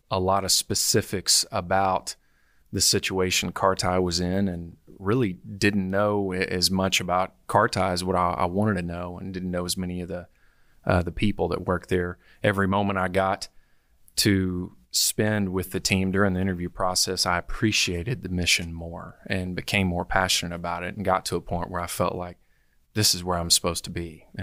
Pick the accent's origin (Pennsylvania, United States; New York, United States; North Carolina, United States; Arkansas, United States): Arkansas, United States; It was a great childhood. I'd say I, I grew up on Lake Number Three or close